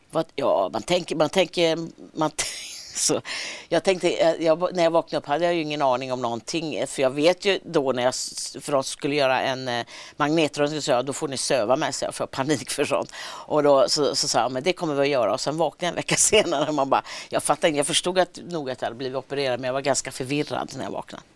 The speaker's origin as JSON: {"language": "Swedish", "town": "Gothenburg", "region": "Västra Götaland", "country": "Sweden", "accent": "Gothenburg dialect", "moved": "as an adult", "lives_now": "Stockholm, Sweden", "said": "Jag har kvar dialekten, min mm. syrra har också kvar dialekten när vi ses och så är vi, är vi ofta i Göteborg."}